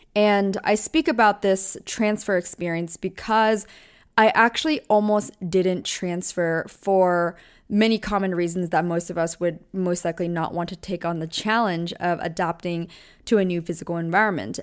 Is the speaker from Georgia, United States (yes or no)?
no; Taylor Swift's hometown, Pennsylvania, United States; moved away as an adult; also born or lived in Orange County, California / Los Angeles / New York City; I grew up in …'s hometown.